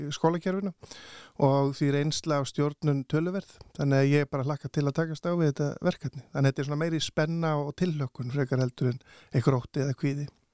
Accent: Bolungarvík, Westfjords, Iceland; á þessum aldri þegar ég er alast upp í Bólungarvík

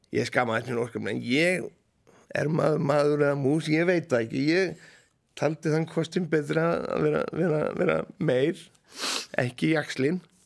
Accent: Hróðnýjarstaðir, Dalir, Western Region, Iceland; Ég fættist reyndar í á Róniastöfum

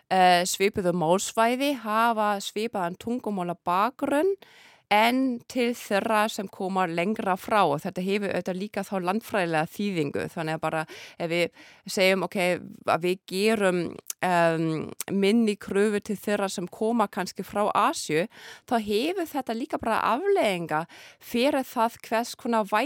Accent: Berlin, Germany; Icelandic is a second language; ég er alveg upp í Berlín, það sem er ákveðna þjófælegshópar þarna þannig ég er bara til að vöna að hlusta á þýsku e, eh, talaða með tyrkneskum reym, arabískum reym og rúsneskum reym. Ég ólst upp þannig

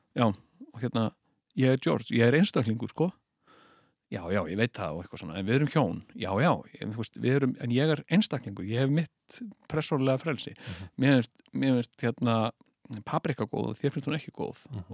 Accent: Iceland

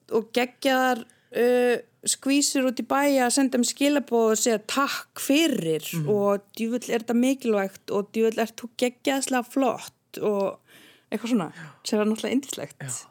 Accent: Vík í Mýrdal, Southern Region, Iceland; moved away; also born or lived in Reykjavík; ég elst upp í Viki Myrdal

